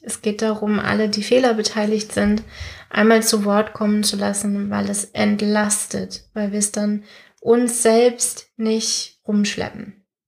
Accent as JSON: {"language": "German", "country": "Germany", "said": "wir Deutschen"}